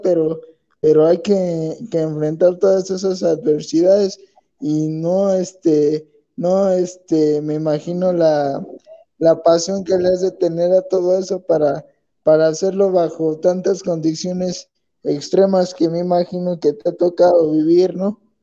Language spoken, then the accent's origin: Spanish; Mexico; aquí en México